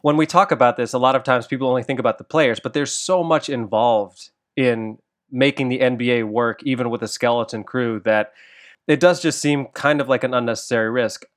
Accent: Chicago, Illinois, United States; also born or lived in Aurora, Illinois; I grew up in the Chicago area. I was actually born in Aurora, Illinois

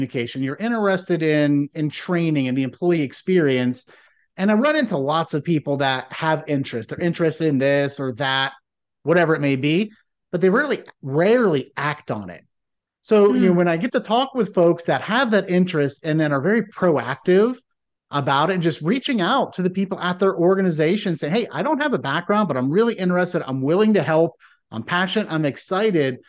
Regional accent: Northeastern Ohio, United States; now in South Carolina, United States; growing up in Northeastern Ohio and now living in South Carolina

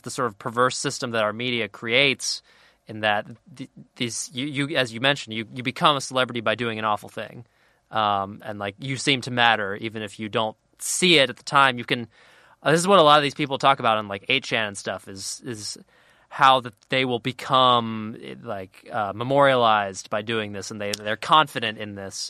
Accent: Cincinnati, Ohio, United States; I'm from Cincinnati

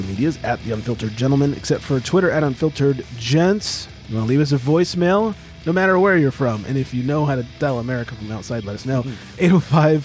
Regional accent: California, United States; as a Californian

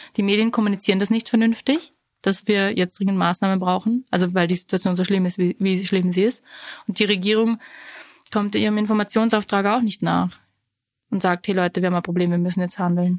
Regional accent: Vorarlberg, Austria; Und ich bin ja aus Vorarlberg

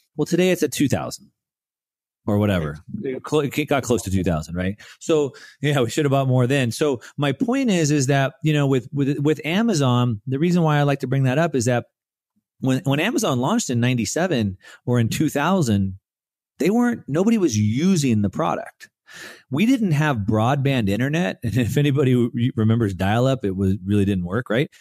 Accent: United States; we grew up in the United States

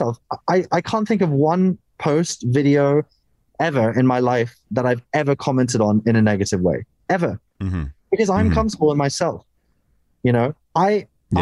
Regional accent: United Kingdom; as a British guy

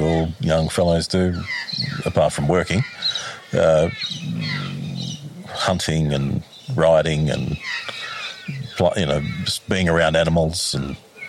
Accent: Stewartsbrook, New South Wales, Australia; also born or lived in Queensland; Well, Stewartsbrook predominantly.

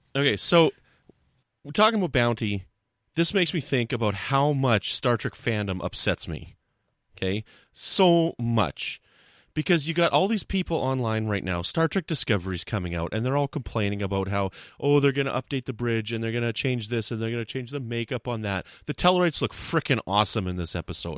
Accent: Canada; I'm a Canadian.

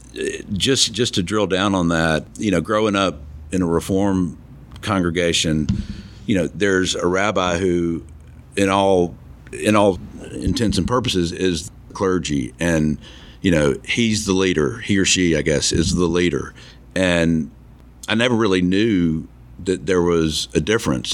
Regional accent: Tuscaloosa, Alabama, United States; I'm from Alabama, grew up in Tuscaloosa

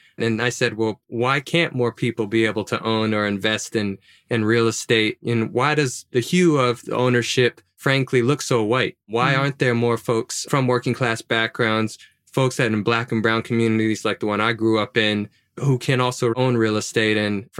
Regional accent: Baton Rouge, Louisiana, United States; Yeah, well, I never owned a home, never owned a house. My mom never owned her home or house.

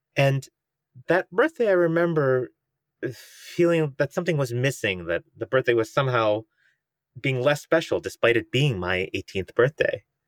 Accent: United States; as an Indian American

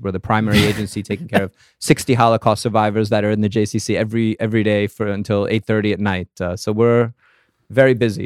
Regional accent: New York, United States; moved away as an adult; also born or lived in Israel; now in Krakow, Poland; I am from here. I'm from New York

